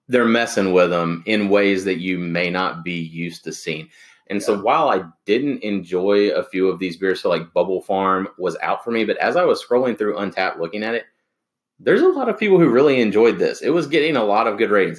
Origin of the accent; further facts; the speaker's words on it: the South, United States; growing up in the South, where in the country where our water wasn't the best